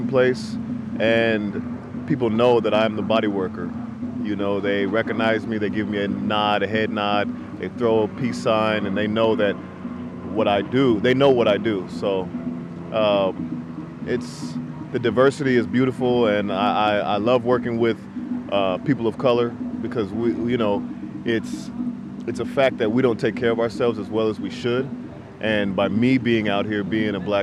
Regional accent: San Jose, California, United States; I'm from San Jose, California

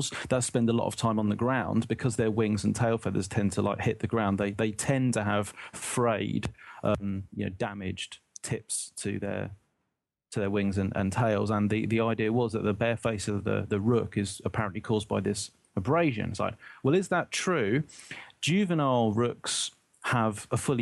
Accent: United Kingdom; as a British person

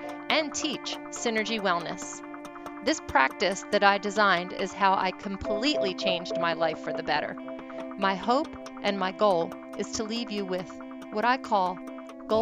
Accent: Philadelphia, Pennsylvania, United States; moved away; I'm from Philadelphia, and everything there is super fast-paced

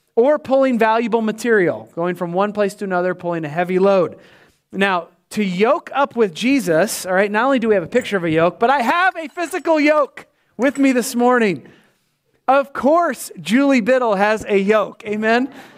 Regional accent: Winterset, Iowa, United States; moved away; I know my folks are down there. It's my hometown.

